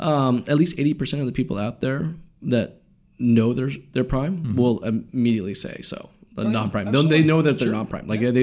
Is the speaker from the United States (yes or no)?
yes; United States; moved away; I'm from the States.